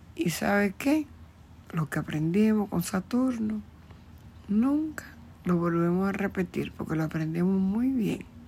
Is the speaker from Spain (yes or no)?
no; Dominican Republic; yo soy dominicana